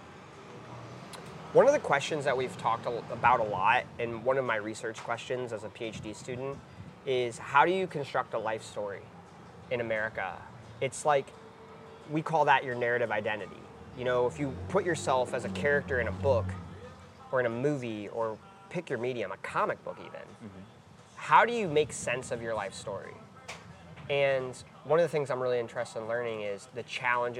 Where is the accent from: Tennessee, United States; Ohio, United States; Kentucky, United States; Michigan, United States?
Ohio, United States; relearn my home state